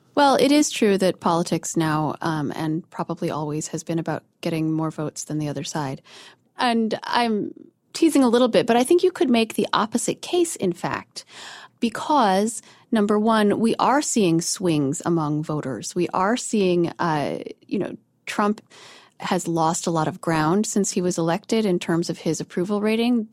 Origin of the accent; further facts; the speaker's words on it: outside of Denver, Colorado, United States; where I grew up outside of Denver